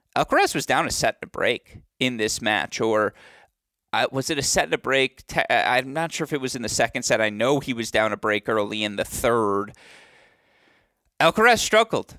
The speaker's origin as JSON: {"language": "English", "town": "Bloomfield Hills", "region": "Michigan", "country": "United States", "tie": "born or raised there", "said": "my hometown, Bloomfield Hills, Michigan"}